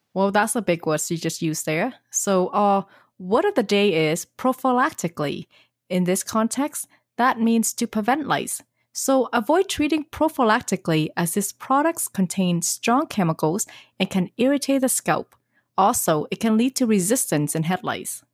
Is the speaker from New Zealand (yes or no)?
no; Australia; accent: Aussie; My Aussie accent